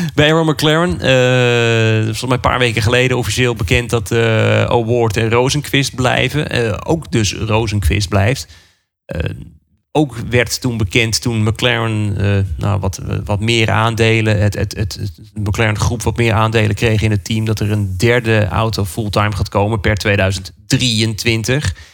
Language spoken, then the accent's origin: Dutch; Netherlands; wij als Nederlanders